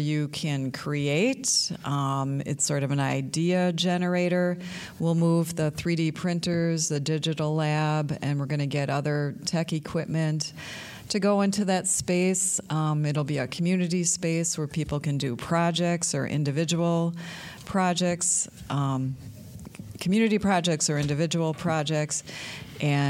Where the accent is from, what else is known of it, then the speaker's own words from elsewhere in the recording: Cedarburg, Wisconsin, United States; moved away as an adult; also born or lived in West Chicago, Illinois; I grew up in Cedarburg.